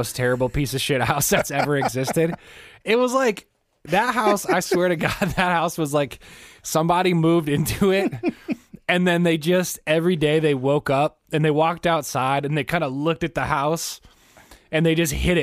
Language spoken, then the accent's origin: English; Minneapolis, Minnesota, United States; I grew up in South Minneapolis